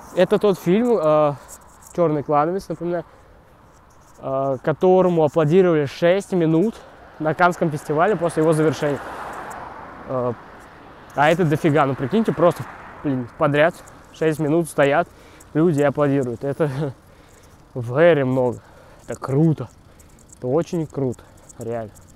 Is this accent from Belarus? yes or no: no; Kaluga, Kaluga Oblast, Russia; now in Moscow, Russia; я ходил, ездил из Калуги, еще когда не был в Москве